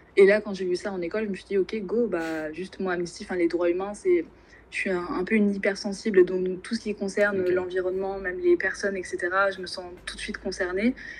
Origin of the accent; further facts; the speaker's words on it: Normandy, France; also born or lived in Angers / Rouen; je viens de Normandie où je suis actuellement. Donc j'ai passé 18 années de, ma vie en Normandie